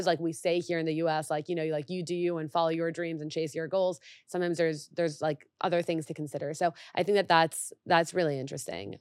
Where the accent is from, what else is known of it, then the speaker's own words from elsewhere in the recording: Mexico; now in United States; I grew up in Mexico